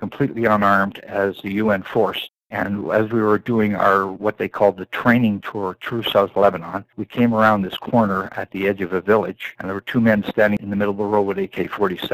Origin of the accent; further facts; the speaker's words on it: Toronto, Ontario, Canada; also born or lived in Ireland; I was born in Ireland and came to Canada in 57. I was raised in Cabbage Town, which was a very rough neighborhood in Toronto